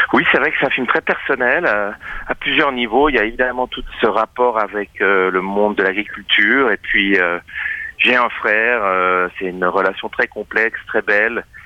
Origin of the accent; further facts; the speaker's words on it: Châtel-Saint-Denis, Fribourg, Switzerland; j'ai euh, grandi à la campagne. Euh, je viens de Châtel-Saint-Denis dans le canton de Fribourg.